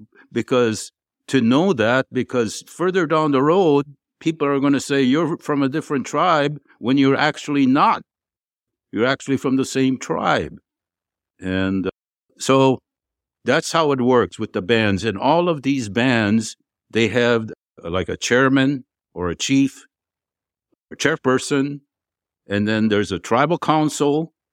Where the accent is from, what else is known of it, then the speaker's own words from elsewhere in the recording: Canada; I'm Canadian citizenship. I'm still Canadian